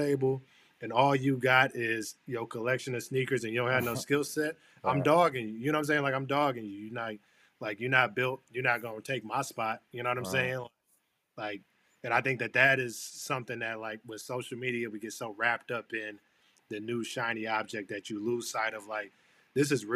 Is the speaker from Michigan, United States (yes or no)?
yes; Flint, Michigan, United States; moved away as an adult; now in Boston, United States; I grew up in Flint, Michigan